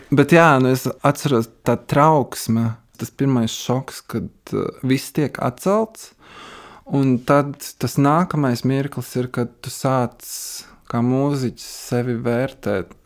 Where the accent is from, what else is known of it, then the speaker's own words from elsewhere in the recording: Valka, Latvia; also born or lived in Riga / Trossingen, Germany; now in Berlin, Germany; es pats nāku no Valkas